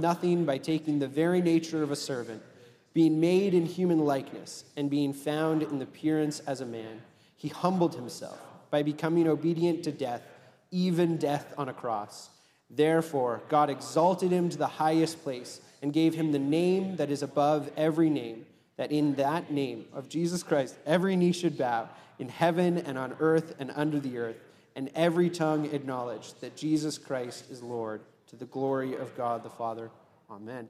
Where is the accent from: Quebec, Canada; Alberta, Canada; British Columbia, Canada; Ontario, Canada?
Ontario, Canada; now in Vancouver, Canada; having come from Ontario, which is essentially flat